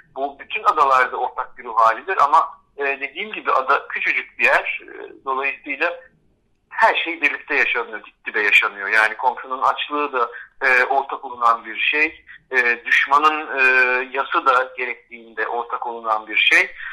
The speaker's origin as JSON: {"language": "Turkish", "region": "Istanbul", "country": "Turkey", "tie": "born or raised there", "said": "Ben kendimi hep bir İstanbullu olarak gördüm. Çünkü burada doğdum, burada büyüdüm."}